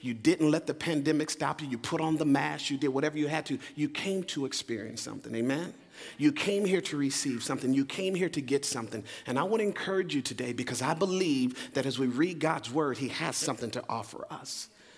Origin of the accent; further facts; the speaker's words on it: Phoenix, Arizona, United States; moved away; also born or lived in Leesburg, Virginia; I'm originally from Phoenix, Arizona, but this in many ways is home for us